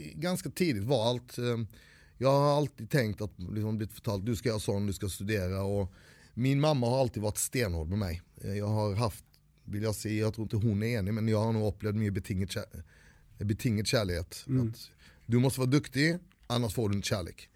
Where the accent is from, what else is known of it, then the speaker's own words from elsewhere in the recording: Växjö, Kronoberg County, Sweden; also born or lived in India; vi, vi kom till en by som hette Växjö